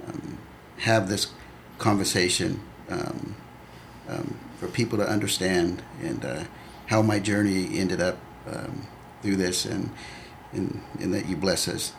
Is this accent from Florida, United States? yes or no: no; Vallejo, California, United States; moved away as an adult; now in Sacramento, United States; I grew up in the Bay Area. I grew up in Vallejo, where we lived at, while my dad worked in San Francisco for 30 years.